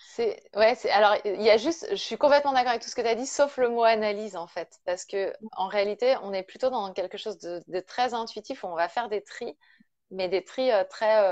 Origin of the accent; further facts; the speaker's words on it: Brittany, France; je suis bretonne, hein, je suis à Rennes